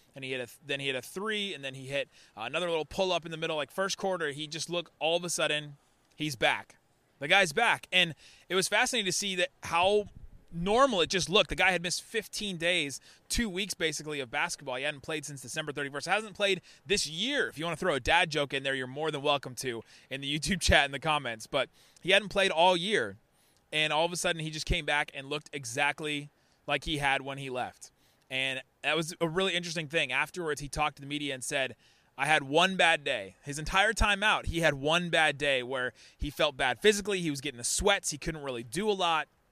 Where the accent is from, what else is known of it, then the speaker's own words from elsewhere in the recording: Cincinnati, Ohio, United States; now in Dallas, United States; I grew up in Cincinnati